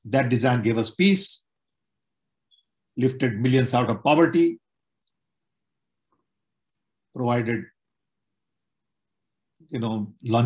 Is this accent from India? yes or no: yes; India; now in Chicago, United States; I was born in British Raj.